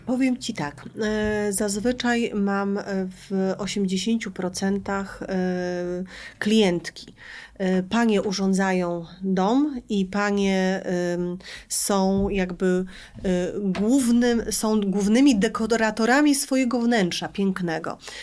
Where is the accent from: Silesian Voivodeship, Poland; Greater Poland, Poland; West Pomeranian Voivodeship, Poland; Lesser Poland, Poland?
West Pomeranian Voivodeship, Poland; Szczecin; ja ze Szczecina